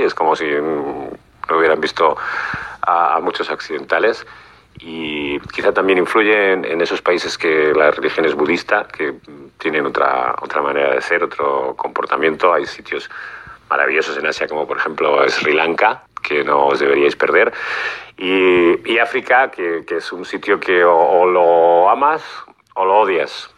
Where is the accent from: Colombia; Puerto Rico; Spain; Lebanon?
Spain; siendo español